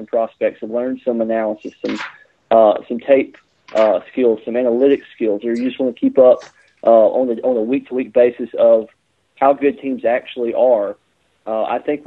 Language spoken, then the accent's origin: English; Alabama, United States; I'm from Alabama, so you learn about God and you learn about guns and you learn about football in that order